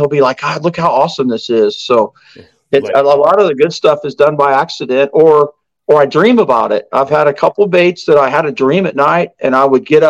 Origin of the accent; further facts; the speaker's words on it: United States; growing up on the Ohio River